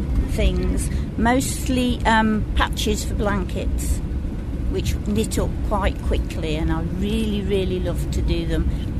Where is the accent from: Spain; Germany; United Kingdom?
United Kingdom; Birmingham, West Midlands; I'm from Birmingham, UK.